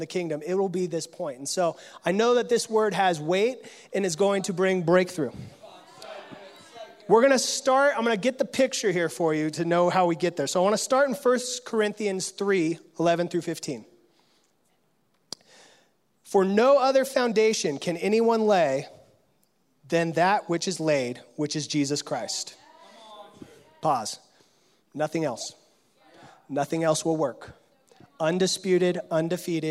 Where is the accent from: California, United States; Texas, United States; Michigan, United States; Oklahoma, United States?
California, United States; I come from California, the gold rush state